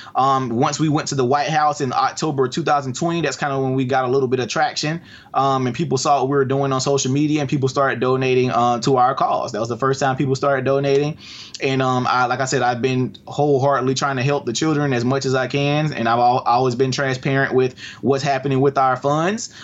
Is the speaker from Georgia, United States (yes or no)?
yes; Albany, Georgia, United States; here where I live in Albany. It's my first project, my hometown